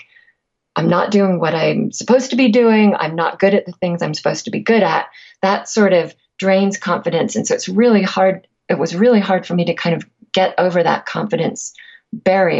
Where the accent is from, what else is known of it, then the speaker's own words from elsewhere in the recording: England, United Kingdom; I'm also from England, where people don't tend to talk freely about passion very much every day.